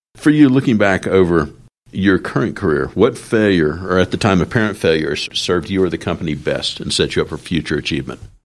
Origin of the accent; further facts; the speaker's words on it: the South, United States; I grew up in the South